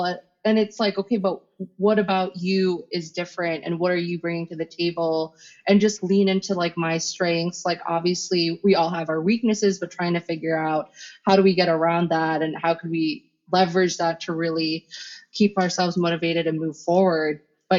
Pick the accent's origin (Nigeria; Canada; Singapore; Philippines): Philippines; I'm Filipino, so then we do karaoke afterwards.